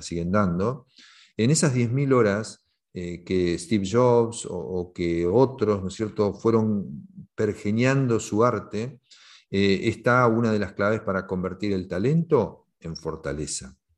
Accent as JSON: {"language": "Spanish", "country": "Argentina", "said": "implementar el primer sistema de equipos autogestionados en mi país eh, en 1988 en Argentina"}